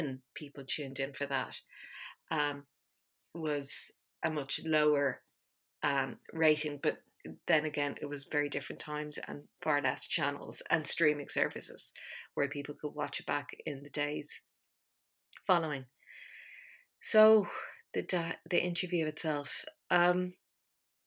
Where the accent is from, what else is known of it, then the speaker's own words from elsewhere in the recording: Ireland; I'm Irish.